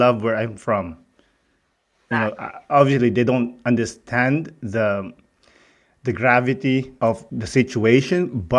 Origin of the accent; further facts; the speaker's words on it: Philippines; now in Canada; I'm from the Philippines.